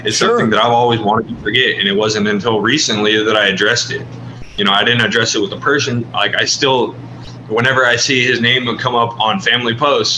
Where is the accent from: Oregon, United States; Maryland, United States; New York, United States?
Oregon, United States; Hermiston; also born or lived in Wallowa County, Oregon; I spent the majority of my time growing up in two general areas, which is Hermiston, Oregon, and Wallowa County